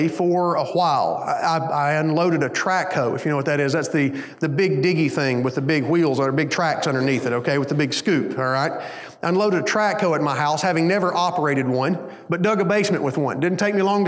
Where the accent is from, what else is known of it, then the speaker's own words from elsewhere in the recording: Hayden, Alabama, United States; also born or lived in Hueytown, Alabama; When my parents decided to move, they moved up to a small town called Hayden, Alabama